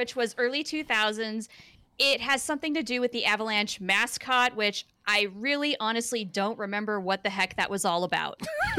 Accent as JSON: {"language": "English", "region": "Wyoming", "country": "United States", "tie": "born or raised there", "moved": "yes", "lives_now": "Los Angeles, United States", "said": "I'm not from here, like most people in Los Angeles. So I was born and raised in Wyoming. That was the other square state above Colorado"}